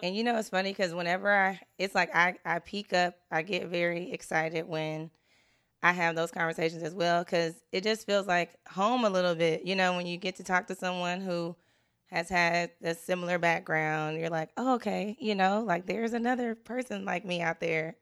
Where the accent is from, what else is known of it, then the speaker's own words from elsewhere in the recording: Richmond, California, United States; I was from Richmond